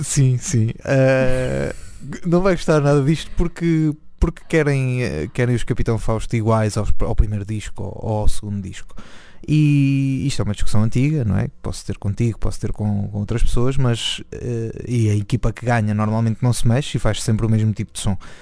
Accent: Nazaré, Leiria District, Portugal; eu sou da Nazaré

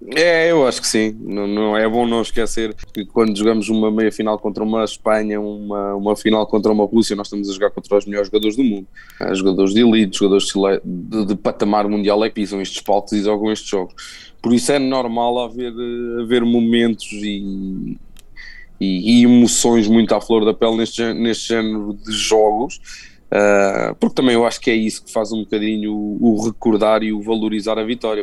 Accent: Coimbra, Centro, Portugal; em Coimbra, na cidade onde eu, onde eu nasci, cresci e me formei também

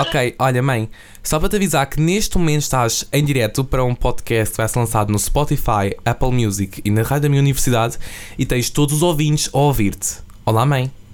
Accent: Massamá, Lisbon, Portugal; also born or lived in Belas; Eu sou de Massamá, eh, tenho 18 anos

